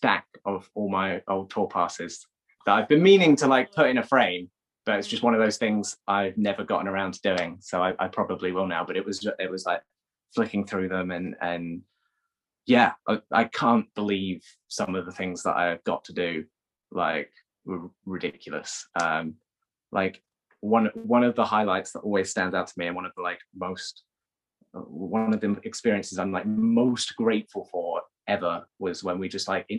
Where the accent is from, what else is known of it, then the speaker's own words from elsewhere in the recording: Cornwall, South West England, United Kingdom; moved away; I grew up most of my formative years in Cornwall